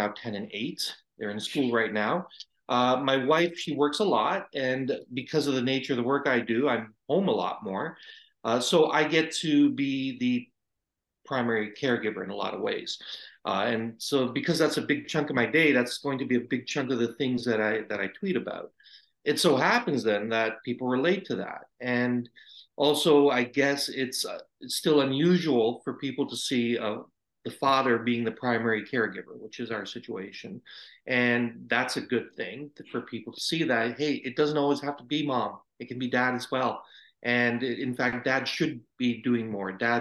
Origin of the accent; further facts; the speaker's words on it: Brampton, Ontario, Canada; also born or lived in India; I was an infant when I came to Canada, but pretty much you could say I was born in Canada. All my upbringing is in Brampton